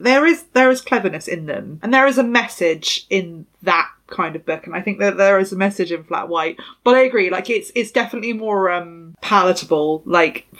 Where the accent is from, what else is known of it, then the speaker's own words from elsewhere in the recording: England, United Kingdom; us as English people